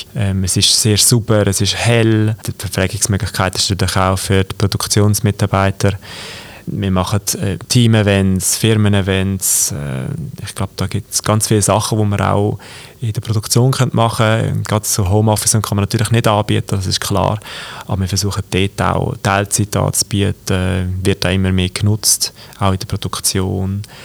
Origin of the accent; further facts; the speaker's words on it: Aargau, Switzerland; Grossrat jetzt bei uns im Aargau